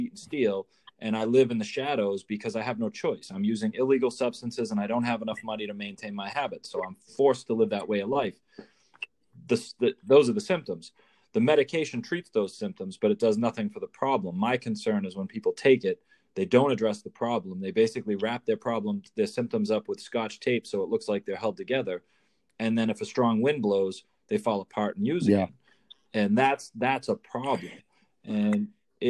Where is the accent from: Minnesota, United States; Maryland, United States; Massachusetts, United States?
Massachusetts, United States; north of Boston; up near Boston, Mass, a little north of Boston